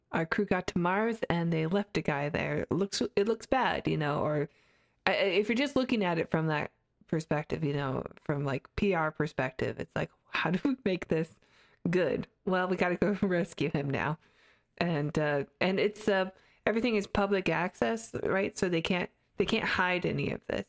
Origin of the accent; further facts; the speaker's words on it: Canada; I grew up in Canada